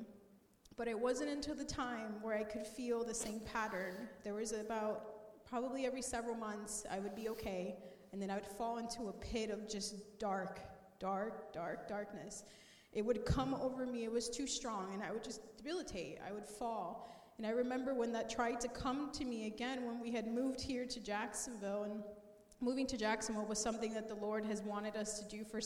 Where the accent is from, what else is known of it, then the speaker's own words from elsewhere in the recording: Colombia; I grew up in Columbia